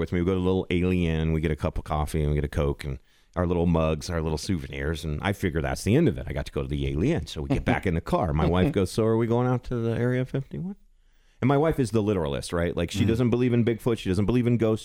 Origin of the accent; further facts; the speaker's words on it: Arizona, United States; moved away; I grew up in Arizona.